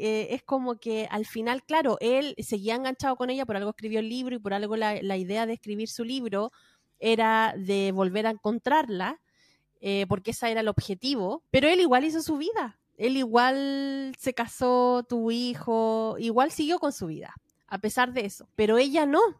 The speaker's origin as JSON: {"language": "Spanish", "region": "Valparaíso", "country": "Chile", "said": "yo soy de Valparaíso"}